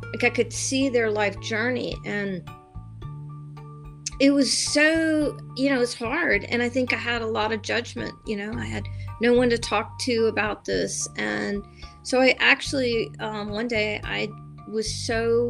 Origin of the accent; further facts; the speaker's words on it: the South, United States; I was raised Catholic in the South